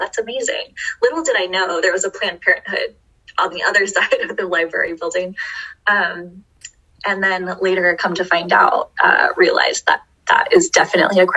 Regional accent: Beaverton, Oregon, United States; I grew up in Beaverton

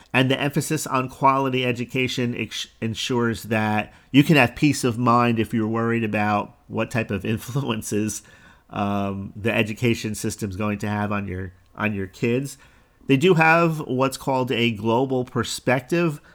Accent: Jersey Shore, New Jersey, United States; moved away; also born or lived in Florida; I grew up on the Jersey Shore, which was a huge tourist destination during the summertime.

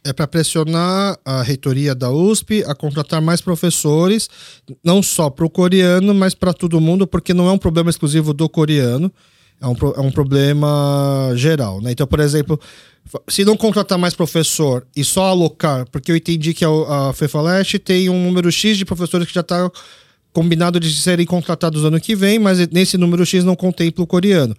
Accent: Brazil; eu como nasci aqui no Brasil como brasileiro, mas filho de coreano

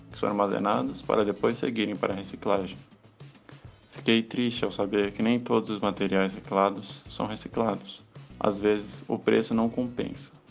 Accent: Florianópolis, Santa Catarina, Brazil; Vou contar para vocês sobre a política de lixo da minha cidade natal, Florianópolis, que vem fazendo um trabalho bem interessante.

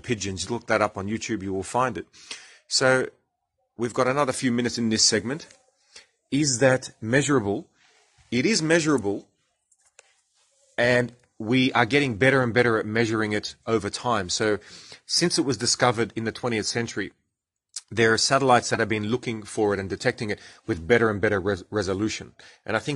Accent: Australia; accent: Australian; I'm speaking Australian

